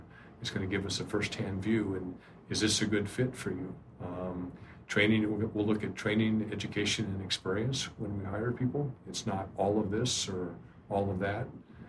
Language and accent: English; Estes Park, Colorado, United States; And so I wasn't sure what to expect when I got there because it was my hometown.